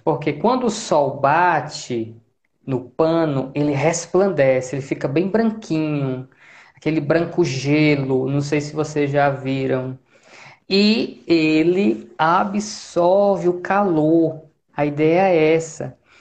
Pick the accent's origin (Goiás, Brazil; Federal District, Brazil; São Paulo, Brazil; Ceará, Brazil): Ceará, Brazil; Fortaleza; moved away as an adult; now in Natal, Brazil; eu sou natural de Fortaleza